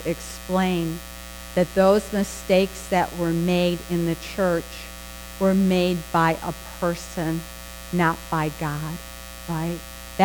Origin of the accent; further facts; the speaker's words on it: Western New York, United States; moved away; when I grew up in Western New York